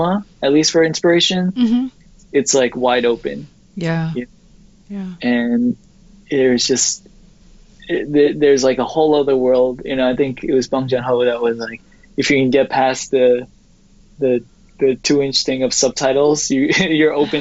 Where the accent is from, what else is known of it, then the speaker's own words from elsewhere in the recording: New York, United States; growing up in New York